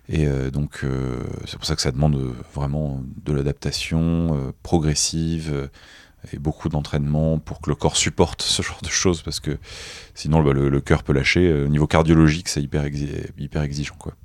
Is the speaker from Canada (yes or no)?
no; Nice, Provence-Alpes-Côte d'Azur, France; moi, je viens de Nice